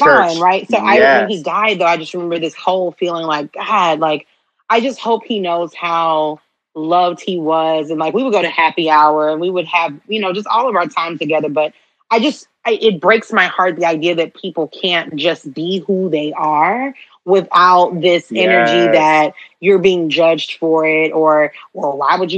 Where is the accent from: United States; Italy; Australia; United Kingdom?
United States; Houston, Texas; I'm from Houston